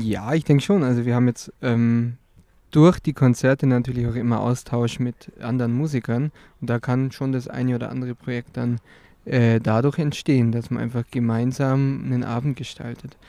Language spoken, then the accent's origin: German; Altenmünster, Bavaria, Germany; now in Augsburg, Germany; ich komme aus Altenmünster, genauer gesagt Eppishofen. Ursprünglich äh, wohne aber jetzt auch in Augsburg